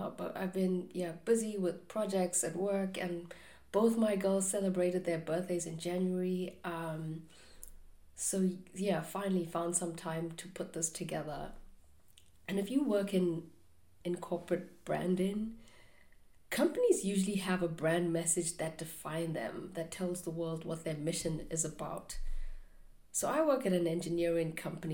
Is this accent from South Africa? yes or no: yes; South Africa; moved away; growing up in South Africa, which is not the safest place to live